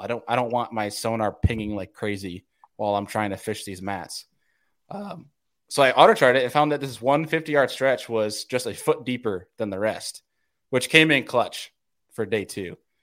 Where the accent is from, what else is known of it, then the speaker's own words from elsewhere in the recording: New Yorker, United States; moved away; being the New Yorker